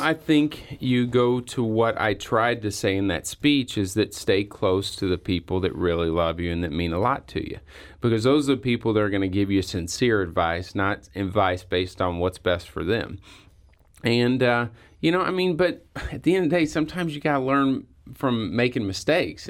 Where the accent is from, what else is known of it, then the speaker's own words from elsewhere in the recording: Perryville, Missouri, United States; I grew up in Perryville, okay, which is not a really big union area